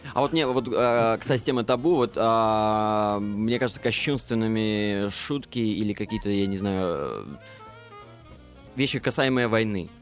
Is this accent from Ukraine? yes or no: no; Mogilev, Mogilev Region, Belarus; мы родом, да, из Беларуси, из маленького-маленького городочка Могилев